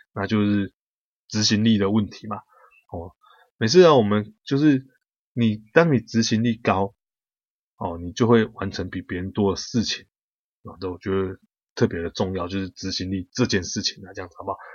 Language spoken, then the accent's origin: Chinese; Taiwan; 我们台湾人